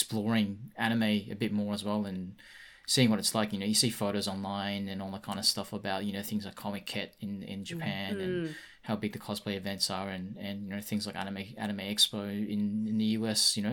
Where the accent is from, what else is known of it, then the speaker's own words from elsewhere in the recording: Sydney, New South Wales, Australia; I grew up in Sydney